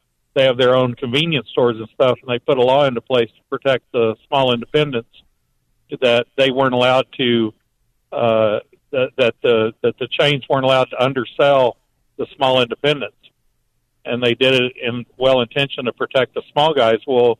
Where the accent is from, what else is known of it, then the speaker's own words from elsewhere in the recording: Florida, United States; moved away as an adult; also born or lived in Tallahassee; now in Wisconsin, United States; I'm from Florida. I moved to Wisconsin, unfortunately, a few years ago.